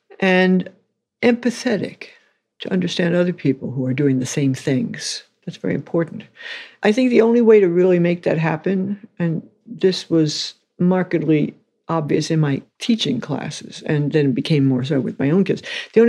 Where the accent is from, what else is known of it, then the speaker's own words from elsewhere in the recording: New York City, New York, United States; New York City.